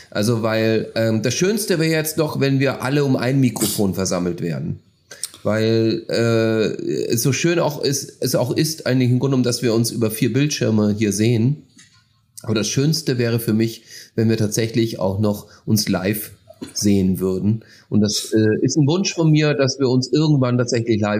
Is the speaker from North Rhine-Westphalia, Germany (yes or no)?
no; Schleswig-Holstein, Germany; Ich komme aus Schleswig-Holstein.